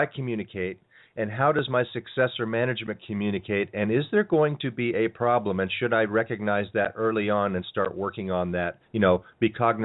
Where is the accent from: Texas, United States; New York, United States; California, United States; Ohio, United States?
California, United States; I'm from California here